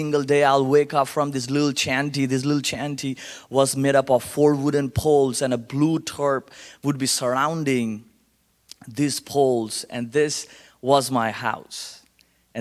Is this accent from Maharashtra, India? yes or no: no; Kolkata, West Bengal, India; accent: Indian; English is a second language; now in Colorado Springs, United States; born and raised in India